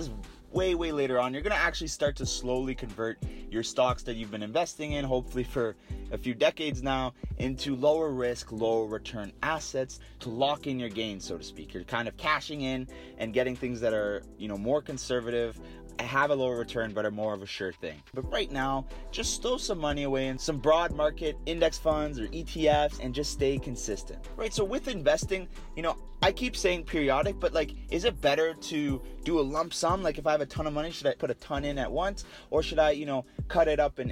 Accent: Canada; we're all Canadian

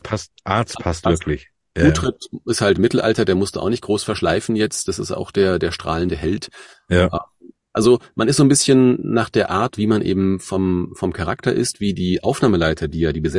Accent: Hesse, Germany; ich komme ja aus

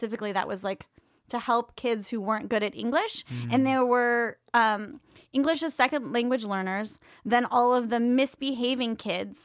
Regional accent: Oakland, California, United States; I grew up in Oakland Public Schools.

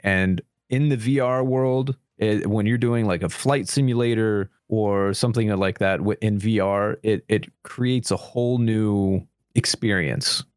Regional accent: United States; as an American.

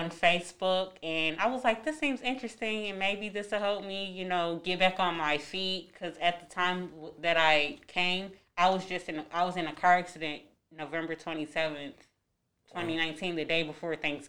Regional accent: Chicago, Illinois, United States; now in St. Louis, United States; growing up in Chicago

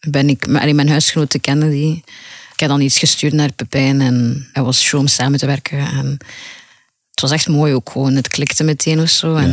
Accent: Ghent, Flanders, Belgium; now in Brussels, Belgium; Gent is meer, laten we zeggen, ja, ik kom van Gent. {S3} Mhm. {S2} En nu ja, woon ik in Brussel.

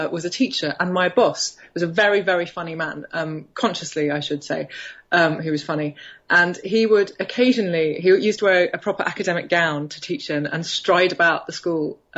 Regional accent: Birmingham, West Midlands, United Kingdom; now in London, United Kingdom; I grew up in Birmingham, which is about 100 miles north of uh, London

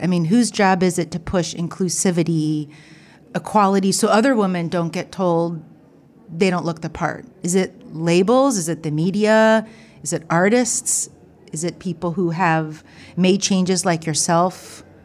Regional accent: Ohio, United States; I'm from Ohio. I grew up in a small town, small college town, predominantly white

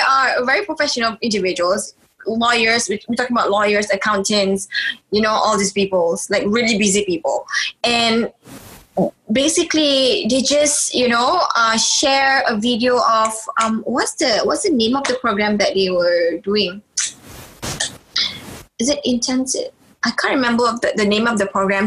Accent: Malaysia; being Malaysian

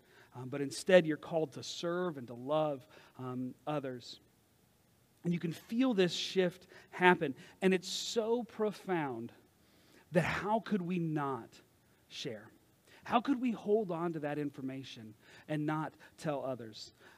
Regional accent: Kentucky, United States; I'm originally from Kentucky, but when I talk to my friends from Kentucky or I go visit, all of a sudden, I'm yawling all over the place.

